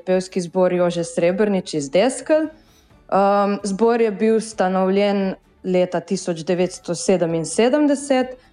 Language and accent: Slovenian; Bilje or Miren, Gorizia, Slovenia; mi prihajamo iz Bila oziroma iz Mirna.